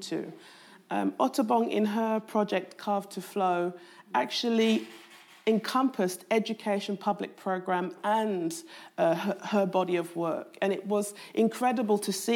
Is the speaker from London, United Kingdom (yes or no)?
yes; London, United Kingdom; I was brought up in Southeast London